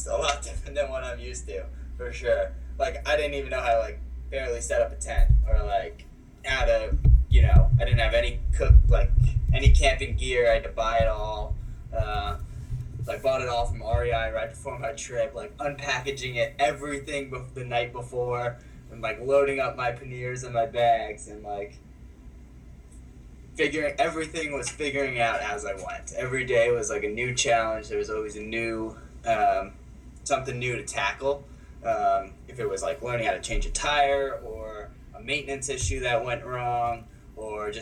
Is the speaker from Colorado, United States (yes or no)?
no; New York City, New York, United States; moved away as an adult; also born or lived in Los Angeles, California; I grew up in Queens, New York. Born and raised there